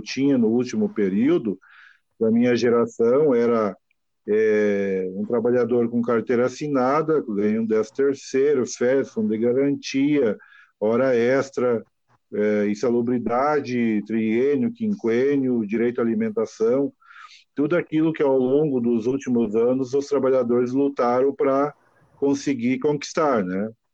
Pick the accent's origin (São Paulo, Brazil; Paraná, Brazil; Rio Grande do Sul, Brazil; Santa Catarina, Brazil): Rio Grande do Sul, Brazil; Novo Hamburgo; eu sou de Novo Hamburgo, uma região aqui que no passado era era local de fabricação de calçado